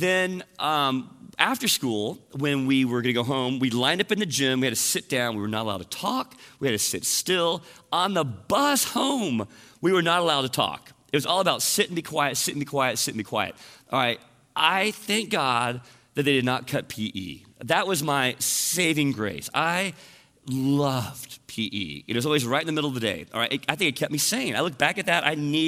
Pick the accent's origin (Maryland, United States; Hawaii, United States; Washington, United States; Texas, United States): Texas, United States; Portland; I grew up in Portland, Texas